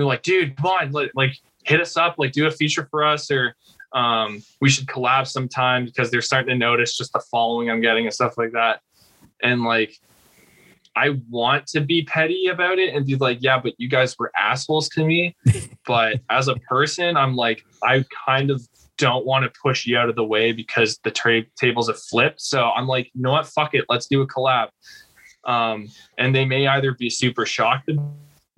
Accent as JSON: {"language": "English", "country": "Canada", "said": "I'm Canadian"}